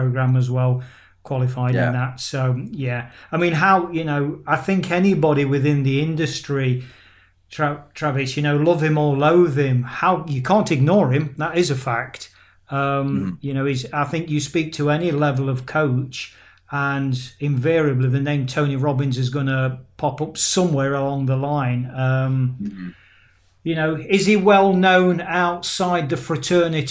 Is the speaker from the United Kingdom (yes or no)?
yes; England, United Kingdom; now in Spain; I am UK born and bred in England